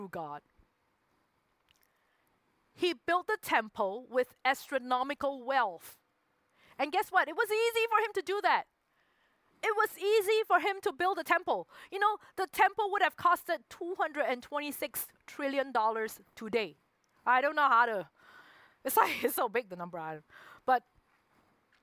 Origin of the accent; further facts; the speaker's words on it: Singapore; moved away as an adult; I did grow up there. I spent 23 years, 24 years in Singapore.